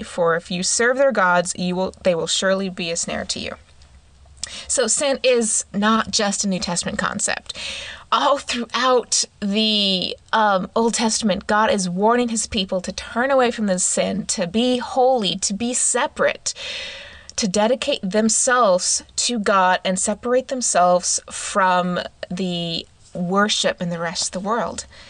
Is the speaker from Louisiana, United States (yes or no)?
no; Oregon, United States; I grew up in Oregon